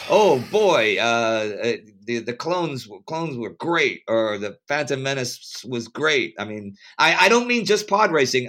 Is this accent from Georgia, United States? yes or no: no; Texas, United States; I'm from Texas